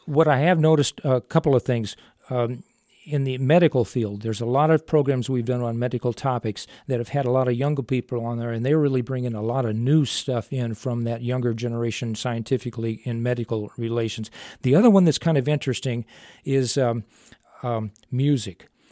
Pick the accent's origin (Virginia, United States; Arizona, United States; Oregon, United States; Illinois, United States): Illinois, United States; mid-state; moved away as an adult; also born or lived in Phoenix; I was originally born in the Chica, in the South, uh, well, mid, mid-state Illinois